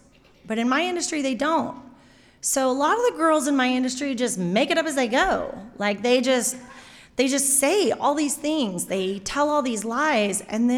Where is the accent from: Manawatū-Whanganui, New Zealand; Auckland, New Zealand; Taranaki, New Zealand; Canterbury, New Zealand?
Taranaki, New Zealand; New Plymouth; So yeah, I am from New Plymouth. I live there with a whole pile of kids and my husband.